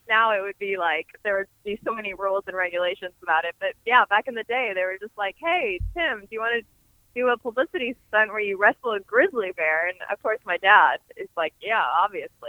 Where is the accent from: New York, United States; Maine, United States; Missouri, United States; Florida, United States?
Missouri, United States; St. Louis; my hometown